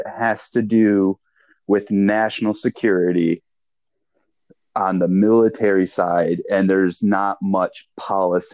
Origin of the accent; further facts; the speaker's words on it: Michigan, United States; now in Washington, D.C., United States; I am a transplant from Michigan. I now live in Washington, D.C.